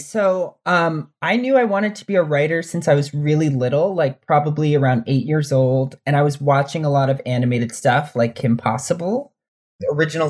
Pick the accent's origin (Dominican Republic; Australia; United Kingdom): Dominican Republic; now in United States; Dominican gay kid who didn't fit in anywhere and didn't see anyone like him.